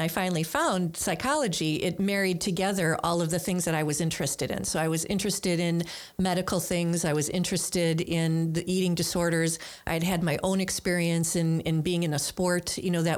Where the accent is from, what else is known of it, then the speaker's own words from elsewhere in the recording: Milwaukee, Wisconsin, United States; also born or lived in Greendale; I'm from Milwaukee and grew up on what used to be called the south side of Milwaukee